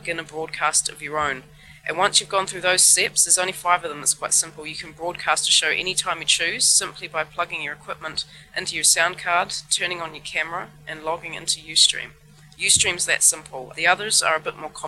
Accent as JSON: {"language": "English", "country": "New Zealand", "moved": "yes", "lives_now": "Hamburg, Germany", "said": "I'm a musician from New Zealand originally, living in Hamburg"}